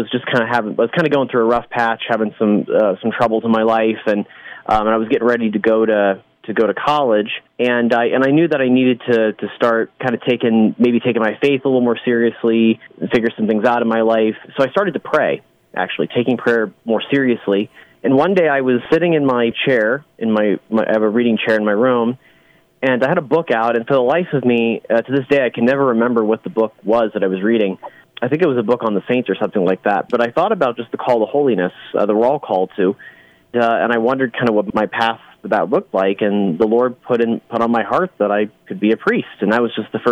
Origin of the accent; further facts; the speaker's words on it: Great Bend, Kansas, United States; I grew up in Great Bend for most of my life